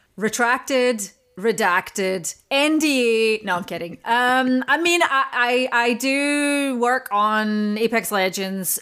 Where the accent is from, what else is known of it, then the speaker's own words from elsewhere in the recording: Scotland, United Kingdom; I'm Scottish